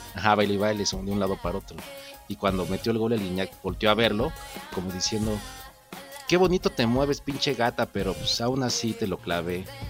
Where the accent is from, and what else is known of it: Mexico